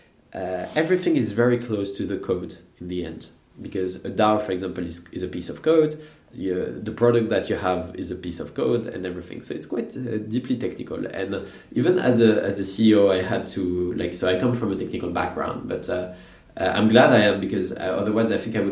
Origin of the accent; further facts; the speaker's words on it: Normandy, France; grew up in the countryside in Normandy